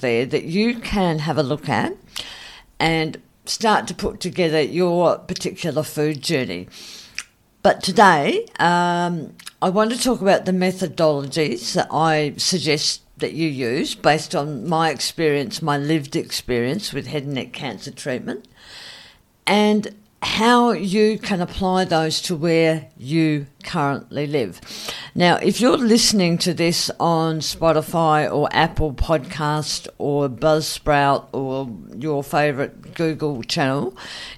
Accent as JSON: {"language": "English", "town": "Adelaide", "region": "South Australia", "country": "Australia", "tie": "born or raised there", "said": "here in my hometown in Adelaide"}